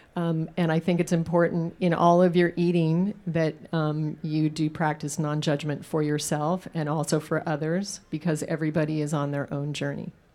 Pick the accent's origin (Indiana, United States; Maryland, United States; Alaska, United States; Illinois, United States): Alaska, United States; I was raised in Alaska on hunted meat. So I grew up on moose tacos